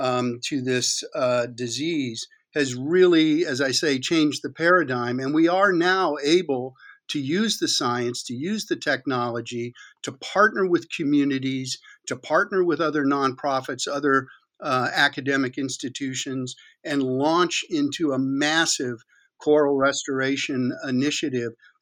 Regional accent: Florida, United States; also born or lived in Key West, Florida; I was born in Florida, and I lived in Key West as a very little boy.

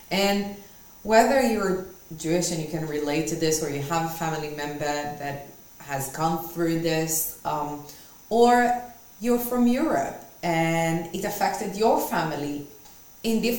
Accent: Israel; moved away; we are originally from Israel

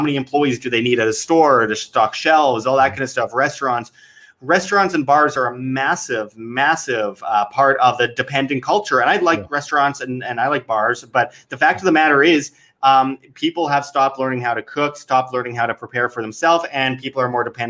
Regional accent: Winnipeg, Manitoba, Canada; my hometown of Winnipeg, Canada

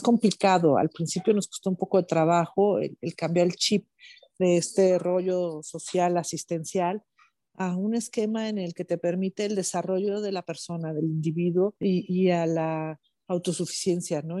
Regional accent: Mexico; mi país

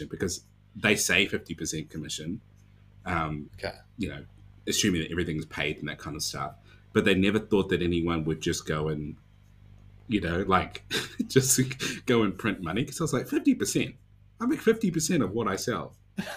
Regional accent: Dunedin, Otago, New Zealand; my hometown of Dunedin

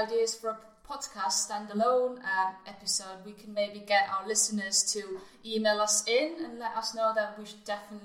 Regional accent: Estonia; moved away; I'm from Estonia

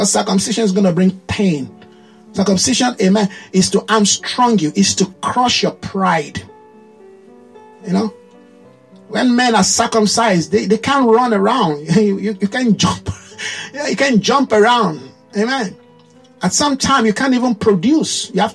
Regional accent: Nigeria; as a Nigerian. There's a way a Nigerian behave. Very loud, right? Very colorful. You know, everything has to be, people have to see it. You see the way our women dress.

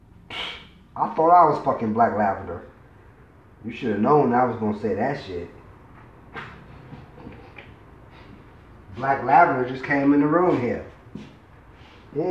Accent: New York City, New York, United States; now in Michigan, United States; I'm from New York City, but I live in Michigan

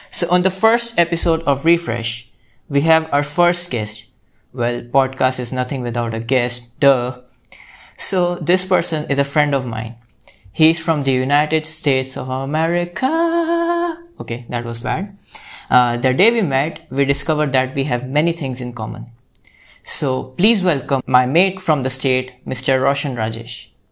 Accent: India; I'm from India.

